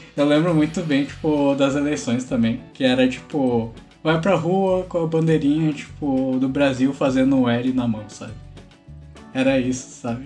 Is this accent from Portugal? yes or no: no; Toyohashi, Aichi, Japan; now in Porto Alegre, Brazil; Eu sou de Toyohashi, sou do Japão.